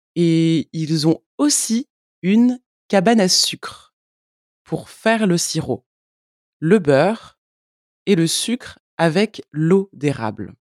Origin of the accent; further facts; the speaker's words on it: France; je suis française